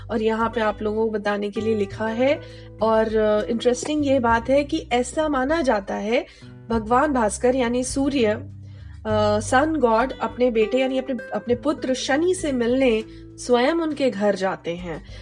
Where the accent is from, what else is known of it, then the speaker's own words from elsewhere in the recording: Bihar, India; चूंकि मैं बिहार से हूं तो बिहार की एक चीज़ खाऊंगी कि दही चूड़ा खाएं